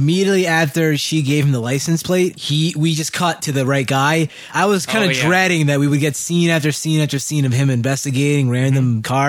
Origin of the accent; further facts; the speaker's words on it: New Jersey, United States; he was my fellow Jerseyan.